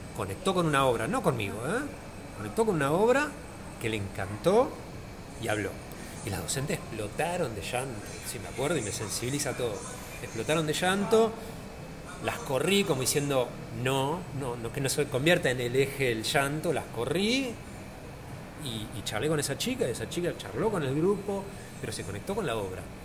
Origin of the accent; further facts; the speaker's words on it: Argentina; now in Buenos Aires, Argentina; yo no soy de acá de Buenos Aires, yo soy de provincia.